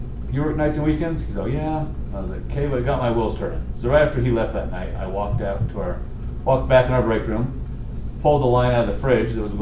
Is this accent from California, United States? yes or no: no; Tooele, Utah, United States; Tula, my hometown